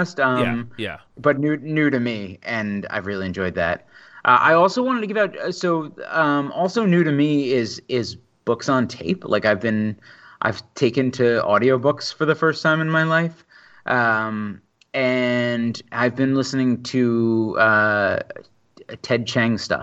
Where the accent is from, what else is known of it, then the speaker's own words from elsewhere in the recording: Long Island, New York, United States; I am very much from Long Island.